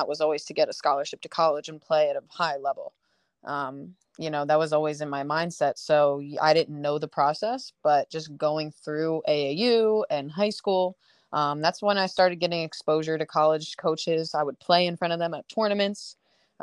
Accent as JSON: {"language": "English", "region": "Delaware", "country": "United States", "tie": "born or raised there", "said": "University of Delaware, which is, great, my home state."}